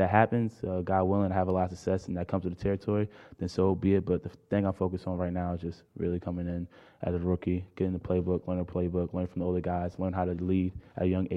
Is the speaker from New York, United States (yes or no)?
yes; New York, United States; I was born in New York